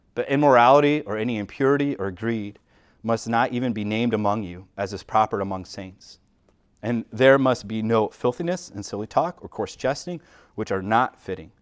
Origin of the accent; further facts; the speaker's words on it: United States; we as Americans